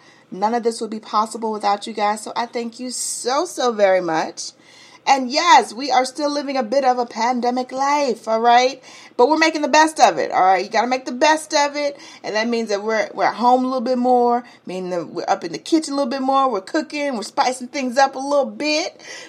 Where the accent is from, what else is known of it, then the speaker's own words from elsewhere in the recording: New York City, New York, United States; now in Atlanta, United States; See, I'm from the Bronx.